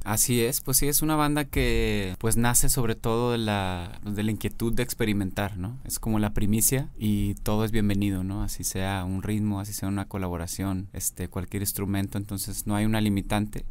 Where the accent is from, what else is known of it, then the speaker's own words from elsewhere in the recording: Monterrey, Nuevo León, Mexico; yo soy de Monterrey.